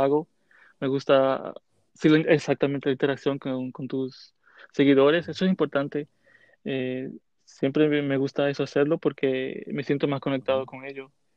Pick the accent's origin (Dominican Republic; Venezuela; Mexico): Dominican Republic; Santiago de los Caballeros, Santiago; moved away as an adult; now in New York, United States; Nací en la República Dominicana, en Santiago, la República